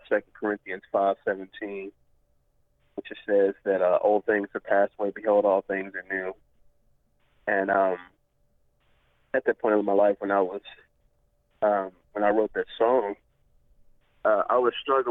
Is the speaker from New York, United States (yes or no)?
no; Cleburne, Texas, United States; my hometown of Cleburne, Texas